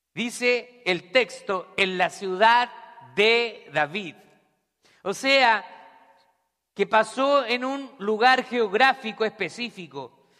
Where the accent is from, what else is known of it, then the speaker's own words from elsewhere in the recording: Santiago, Santiago Metropolitan Region, Chile; also born or lived in Scranton, Pennsylvania; now in Pennsylvania, United States; yo nací en Santiago de Chile